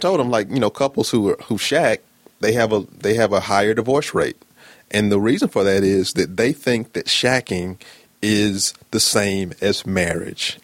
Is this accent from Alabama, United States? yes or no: yes; Birmingham, Alabama, United States; I am from Birmingham, Alabama, born and raised